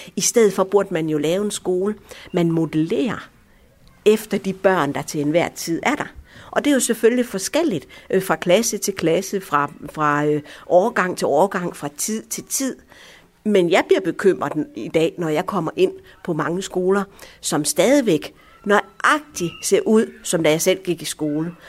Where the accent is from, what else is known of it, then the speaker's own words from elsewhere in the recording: Aarhus, Central Denmark Region, Denmark; also born or lived in Allahabad, India; jeg er som mænd vokset op her i Vigeby, og godt nok ikke på denne her skole har jeg gået, men, men på en naboskole